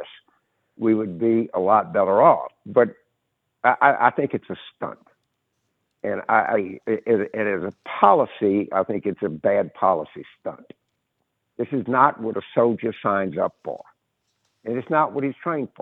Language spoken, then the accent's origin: English; Carville, Louisiana, United States; now in New Orleans, United States; I grew up in Carville